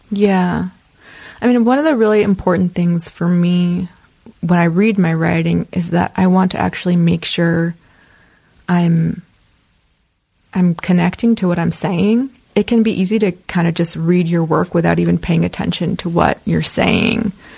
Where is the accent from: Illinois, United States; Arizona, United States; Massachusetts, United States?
Illinois, United States; Chicago; moved away as an adult; also born or lived in Oakland, California / Iowa; now in Los Angeles, United States; a lot of people I knew growing up in Chicago were involved